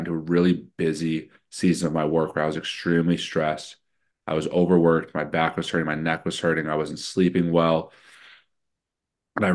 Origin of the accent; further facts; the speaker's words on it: Chicago, Illinois, United States; I'm born and raised in Chicago